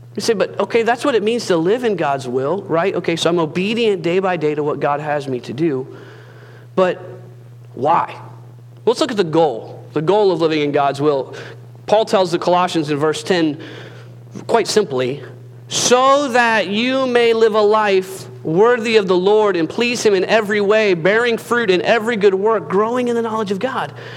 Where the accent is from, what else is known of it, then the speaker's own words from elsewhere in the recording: Indiana, United States; moved away as an adult; When I was in college, uh, spent the summers at home in Indiana. I'm from Indiana been down here about 10 years now